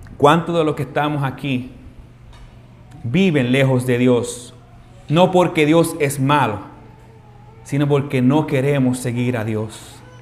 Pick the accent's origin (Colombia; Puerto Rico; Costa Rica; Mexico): Puerto Rico; Carolina; nosotros los que nos criamos aquí en Carolina